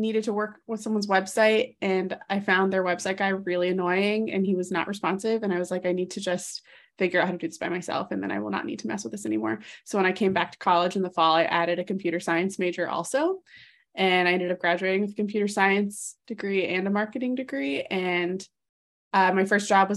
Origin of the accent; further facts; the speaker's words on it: North Carolina, United States; I'm from North Carolina